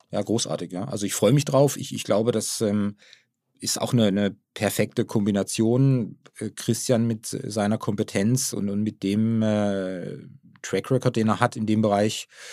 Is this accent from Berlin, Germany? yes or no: no; Baden-Württemberg, Germany; now in Hamburg area, Germany; wir kommen ja aus der Region, aus der badischen Region